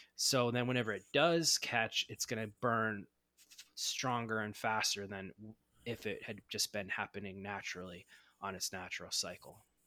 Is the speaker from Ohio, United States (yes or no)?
yes; Ohio, United States; moved away as an adult; also born or lived in Los Angeles, California; now in Southern California, United States; I grew up in Ohio, and I moved out to Los Angeles, Southern California area